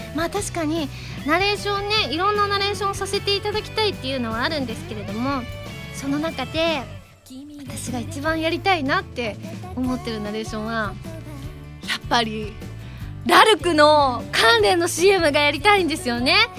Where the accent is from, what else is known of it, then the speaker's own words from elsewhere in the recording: Kansai, Japan; 私関西人なので